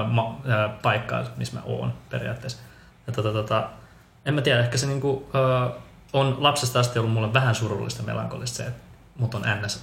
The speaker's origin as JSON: {"language": "Finnish", "country": "Finland", "tie": "born or raised there", "also_born_or_lived": "Bogotá, Colombia / Helsinki, Finland", "said": "adoptoitu Kolumbiasta, vähän niin kuin sinutkin Mari Vera. Todellaan samaan aikaan tultiin sieltä. Tuota, kolme kuukautisena Suomeen, eli olen ehtinyt olemaan täällä nyt 30 vuotta."}